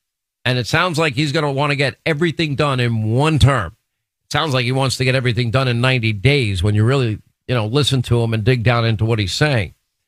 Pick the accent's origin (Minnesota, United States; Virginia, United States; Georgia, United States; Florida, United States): Florida, United States; tell you people, there are some people in Florida that don't like me. And I just say, too bad. It's my home state, too.